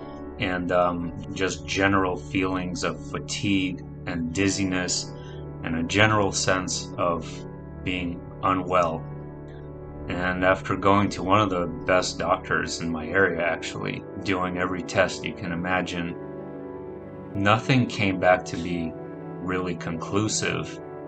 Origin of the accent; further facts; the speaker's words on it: New York City, New York, United States; also born or lived in Russia / Arizona / California; now in San Diego, United States; I'm 34 years old and I live in San Diego, California. I'm originally from Russia. I grew up in New York City, Arizona, and California.